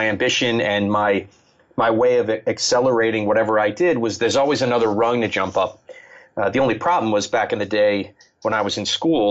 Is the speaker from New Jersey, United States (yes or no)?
yes; New Jersey, United States; now in South Jersey, United States; I grew up in the central Jersey